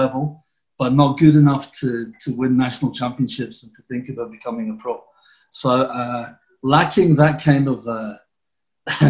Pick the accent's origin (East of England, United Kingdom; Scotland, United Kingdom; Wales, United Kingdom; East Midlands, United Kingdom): Scotland, United Kingdom; Glasgow; moved away as an adult; now in Mexico; I come from Glasgow